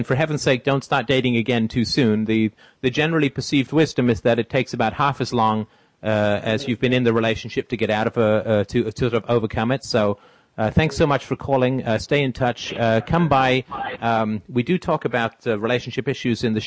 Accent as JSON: {"language": "English", "region": "England", "country": "United Kingdom", "tie": "born or raised there", "also_born_or_lived": "Ireland", "moved": "yes", "lives_now": "Canada", "said": "I was born in Ireland. I grew up in England. Now I live in Canada."}